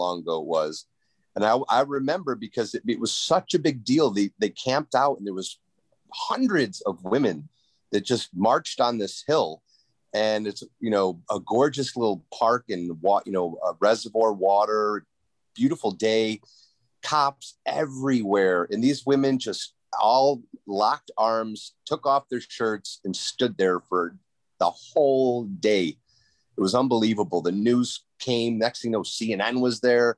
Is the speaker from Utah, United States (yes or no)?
no; Rochester, New York, United States; happened in my hometown